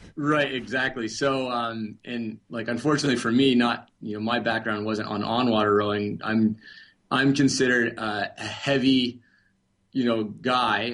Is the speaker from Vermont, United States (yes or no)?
yes; Vermont, United States; I'm from Vermont originally